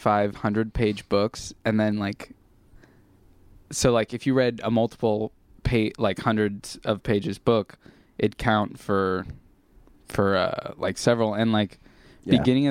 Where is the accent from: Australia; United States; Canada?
United States; Huntington Beach, California; I was born in Long Beach, but So before I was born, my parents and my two older siblings lived in an apartment in Long Beach, and like a couple months before I was born, they moved into this house. So I've lived here my whole life